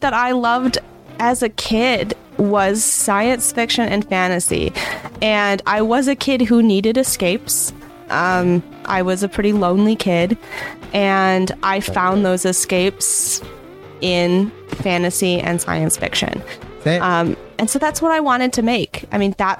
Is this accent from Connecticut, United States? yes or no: no; Michigan, United States; I grew up in Michigan